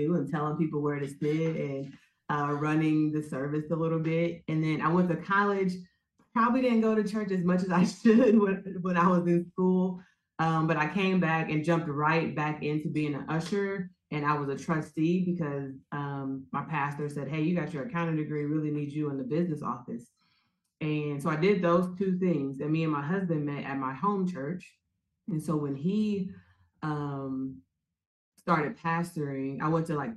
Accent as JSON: {"language": "English", "town": "Indianapolis", "region": "Indiana", "country": "United States", "tie": "born or raised there", "also_born_or_lived": "Fort Wayne, Indiana", "said": "I was born in Fort Wayne, Indiana, but I was raised in Indianapolis, Far East Side"}